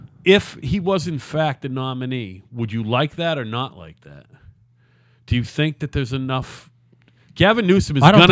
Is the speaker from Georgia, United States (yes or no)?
no; Massachusetts, United States; I am from Massachusetts.